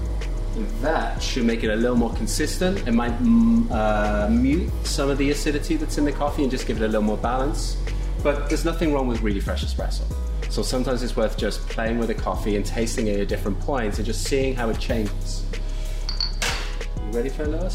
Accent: South West England, United Kingdom; moved away; originally. I'm from the southwest.

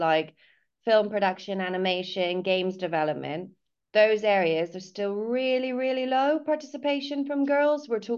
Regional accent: California, United States; moved away as an adult; also born or lived in London; now in Cornwall, United Kingdom; I'm originally from California. But I moved to London when I was a student and then moved to Cornwall about 13 years ago

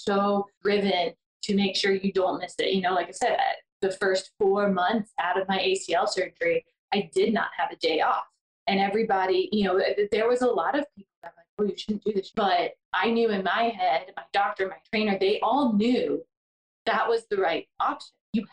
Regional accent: Georgia, United States; I am born and raised in Georgia.

